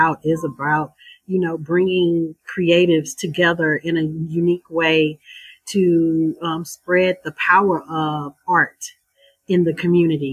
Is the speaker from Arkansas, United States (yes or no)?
yes; Southwest Arkansas, United States; I'm from Southwest Arkansas